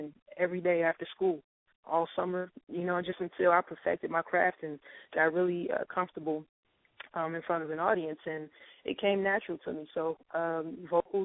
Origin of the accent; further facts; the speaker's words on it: Petersburg, Virginia, United States; now in Atlanta, United States; I'm from Petersburg, Virginia, which is a super small town